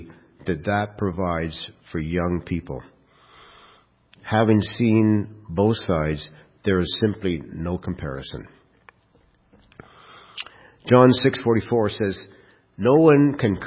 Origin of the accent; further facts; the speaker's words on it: Kirkland Lake, Ontario, Canada; I was raised in Kirkland Lake